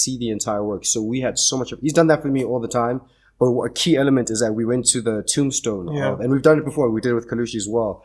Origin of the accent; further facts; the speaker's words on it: South Africa; We as South African actors and African actors generally